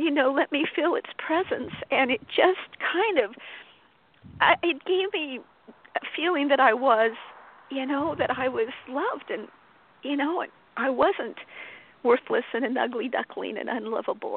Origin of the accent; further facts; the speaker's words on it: Colorado, United States; I was born and raised in Colorado